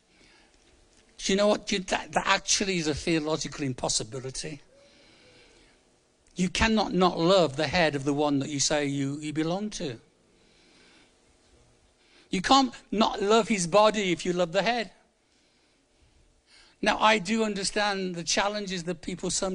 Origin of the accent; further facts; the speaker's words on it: Birmingham, West Midlands, United Kingdom; moved away; I'm from Birmingham originally. It's a nice place to come from.